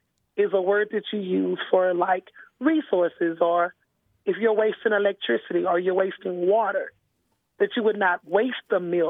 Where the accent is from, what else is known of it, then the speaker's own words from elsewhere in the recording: Dallas, Texas, United States; Yes, I grew up in Texas. I grew up in Dallas, Texas.